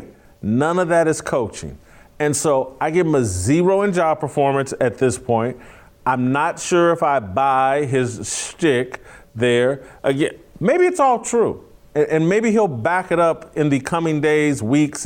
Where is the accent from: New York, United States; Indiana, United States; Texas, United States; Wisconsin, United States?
Indiana, United States; Indianapolis; I'm from Indianapolis. My family's all Colts fans